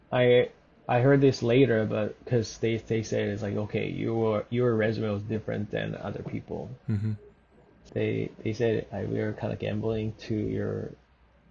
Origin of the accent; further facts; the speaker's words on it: Seoul, South Korea; moved away as an adult; also born or lived in Vancouver; now in Toronto, Canada; I grew up in Seoul, so Seoul is a big city